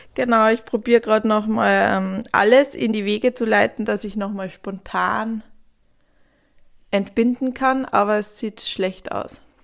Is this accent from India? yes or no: no; Sweden; now in Germany; mein Herkunftsland Schweden